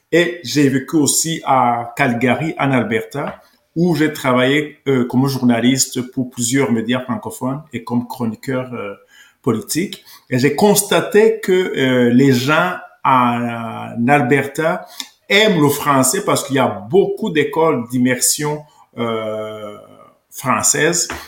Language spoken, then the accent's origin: French; Rwanda; now in Canada; Parce que donc j'ai quitté le Rwanda en 1993. C'est un pays francophone et je me suis installé ici avec ma famille parce que on parle la langue française au Québec et au Canada.